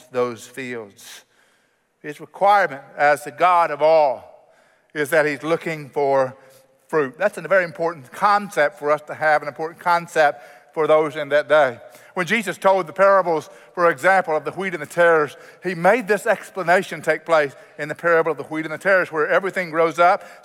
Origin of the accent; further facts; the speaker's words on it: Oklahoma, United States; I grew up in Oklahoma, and Oklahoma has a lot of agriculture